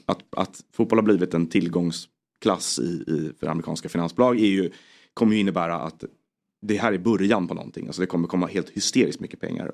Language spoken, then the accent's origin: Swedish; Stockholm, Stockholm County, Sweden; jag kom från Stockholm